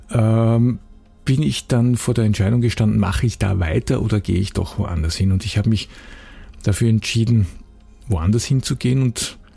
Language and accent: German; Graz, Styria, Austria; Ich war ähm, freier Mitarbeiter bei einer großen Zeitung, also für die Verhältnisse, wo ich herkomme in Graz, äh, bei einer relativ großen regionalen Zeitung.